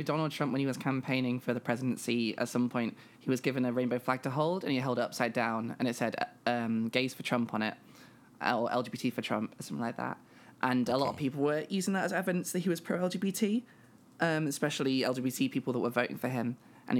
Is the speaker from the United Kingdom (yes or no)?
yes; Nottingham, East Midlands, United Kingdom; accent: posh; I don't know if I have the accent of my hometown because I'm from Nottingham and this isn't a Nottingham accent. I think this is just a posh accent.